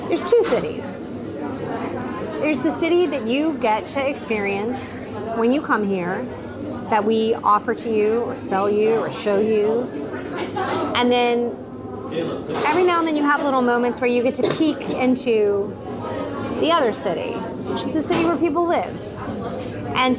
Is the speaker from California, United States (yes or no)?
no; an hour from New Orleans, southern Louisiana, United States; now in New Orleans, United States; I grew up an hour from here. My mother would tell you that I am not from New Orleans